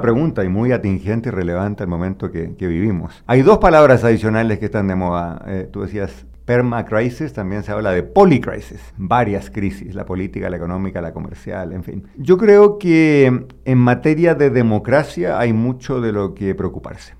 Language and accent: Spanish; Chile; mi país, Chile